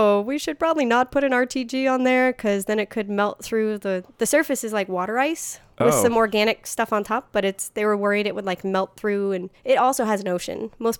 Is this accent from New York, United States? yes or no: no; Florida, United States; I grew up in Florida, so I'm very well versed in hurricanes